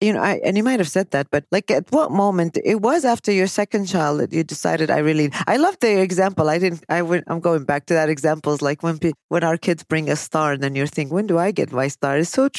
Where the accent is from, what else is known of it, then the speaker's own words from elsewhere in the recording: Chicago, Illinois, United States; Winter here because I'm from Chicago.